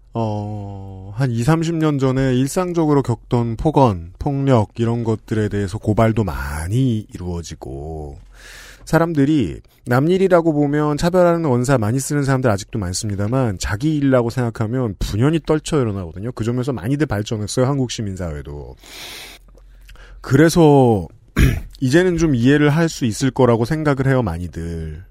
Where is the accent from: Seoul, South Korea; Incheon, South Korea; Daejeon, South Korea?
Seoul, South Korea; 저는 서울 사람인데